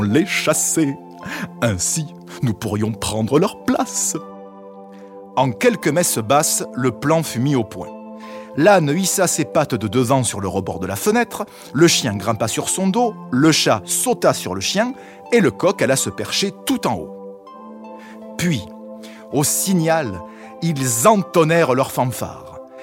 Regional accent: southern France, France; en tant que méridional

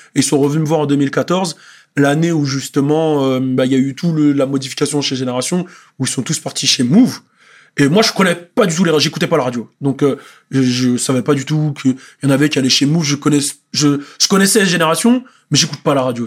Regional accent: Montfermeil, Île-de-France, France; nous, souvent à Montfermeil

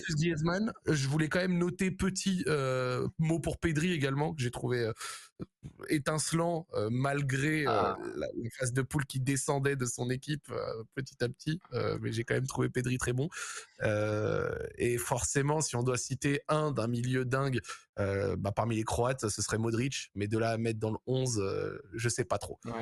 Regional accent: Morocco; also born or lived in France; en tant que Marocain

